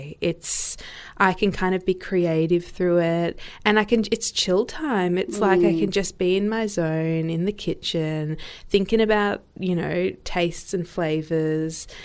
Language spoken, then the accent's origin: English; Melbourne, Victoria, Australia; I grew up in Melbourne, born and bred.